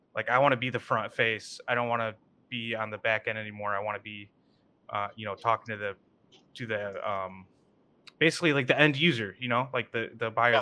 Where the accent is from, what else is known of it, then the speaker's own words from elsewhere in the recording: Kalamazoo, Michigan, United States; I grew up in Kalamazoo